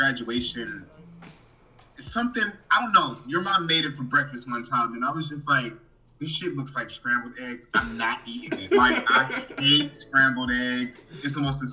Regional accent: United States; I'm American

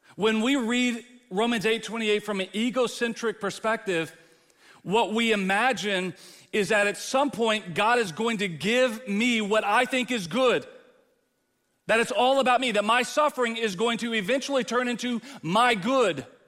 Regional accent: Texas, United States; moved away as an adult; now in Midwest, United States; I'm a Texan. And I dwell among Midwesterners

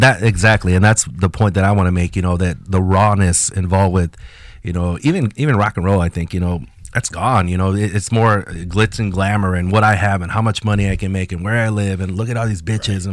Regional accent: Mexico; first language Spanish; English is a second language; moved away; us Mexicans uh, grew up

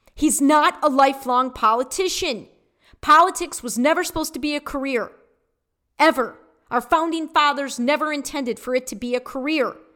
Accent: Detroit, Michigan, United States; I was born in Detroit

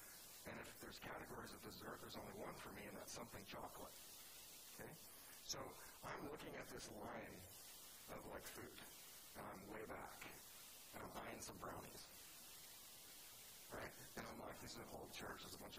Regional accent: California, United States; Like, I'm from California, and I looked at the city from East Boston once

